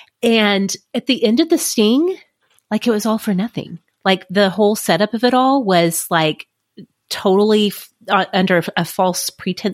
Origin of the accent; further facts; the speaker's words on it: United States; I'm such an American